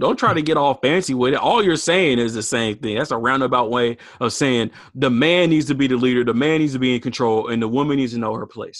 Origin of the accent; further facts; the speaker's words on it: the South, United States; now in Portland, United States; like kind of like how we grew up back in the South, or even, man, back in the 90s, like here in Northeast Portland